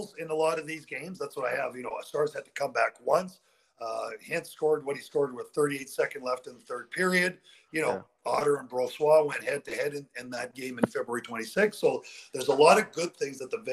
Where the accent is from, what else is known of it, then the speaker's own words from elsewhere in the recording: Western Canada, Canada; I'm from Western Canada.